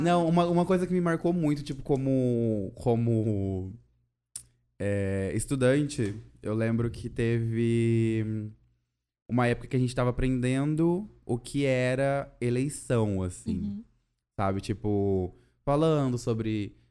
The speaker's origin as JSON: {"language": "Portuguese", "town": "Cuiabá", "region": "Mato Grosso", "country": "Brazil", "moved": "yes", "lives_now": "Curitiba, Brazil", "said": "sou cuiabano e moro em Curitiba"}